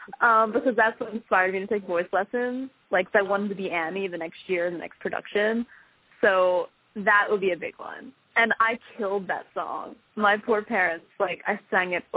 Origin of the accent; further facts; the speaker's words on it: Philadelphia, Pennsylvania, United States; I grew up in Philly, South Philly